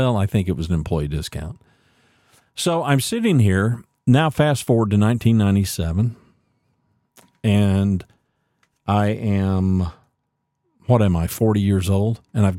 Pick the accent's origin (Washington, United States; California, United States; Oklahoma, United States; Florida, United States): Oklahoma, United States; Ada; born there; now in Texas, United States; I was born in Ada, Oklahoma, and we moved around quite a lot.